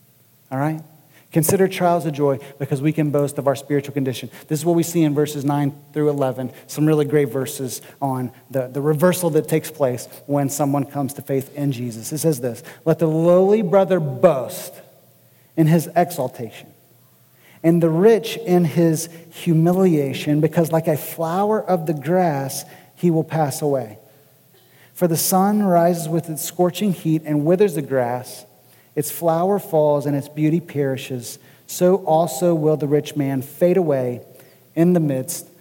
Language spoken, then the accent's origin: English; United States; American Christians who live in a very materialistic society